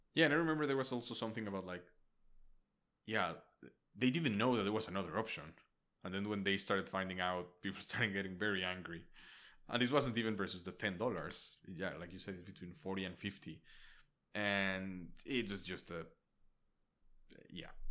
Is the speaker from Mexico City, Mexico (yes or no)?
yes; Mexico City, Mexico; now in United States; I'm from Mexico City